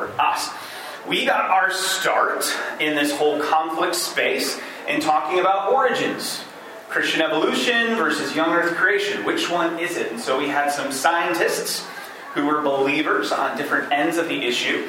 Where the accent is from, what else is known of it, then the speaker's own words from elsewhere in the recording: Michigan, United States; moved away as an adult; also born or lived in New York City; I am originally from Michigan, but I had been spending the last 4 years in church planting work in the heart of New York City